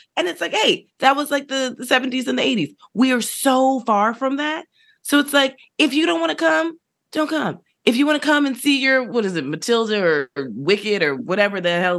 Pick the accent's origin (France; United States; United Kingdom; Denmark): United States; New York City, New York; So I'm being crotchety New Yorker, but.